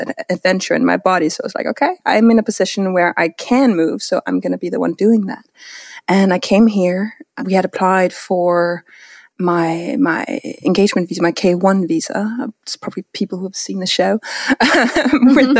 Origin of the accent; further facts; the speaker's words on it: Denmark; moved away as an adult; now in Connecticut, United States; I'm born and raised in Denmark.